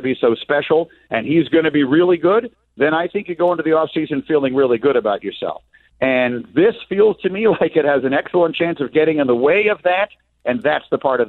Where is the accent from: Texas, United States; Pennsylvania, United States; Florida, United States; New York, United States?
New York, United States; New York City; the apartment building I grew up in Manhattan.